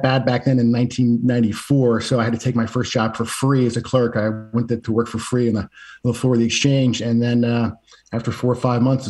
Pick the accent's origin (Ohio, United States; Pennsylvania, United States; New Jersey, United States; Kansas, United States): Pennsylvania, United States; outside of Philadelphia; I grew up outside of Philadelphia